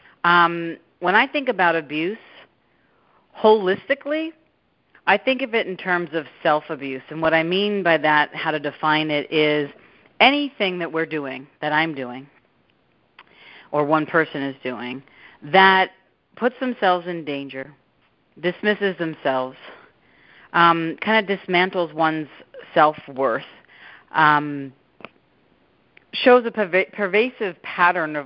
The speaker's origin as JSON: {"language": "English", "area": "Long Island", "region": "New York", "country": "United States", "tie": "born or raised there", "also_born_or_lived": "Fairfield, Connecticut", "moved": "as an adult", "lives_now": "California, United States", "said": "at home on Long Island where I grew up"}